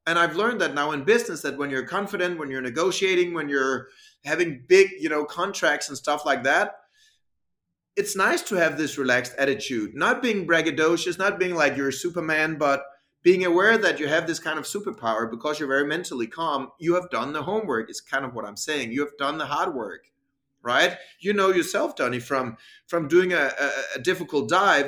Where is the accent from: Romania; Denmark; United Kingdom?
Denmark; English is a second language; I came from Denmark, which I think is kind of you know, nice, normal, supported country for sports